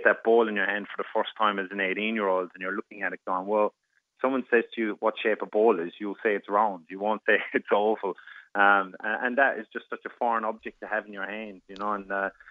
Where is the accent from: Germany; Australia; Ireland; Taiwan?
Ireland; moved away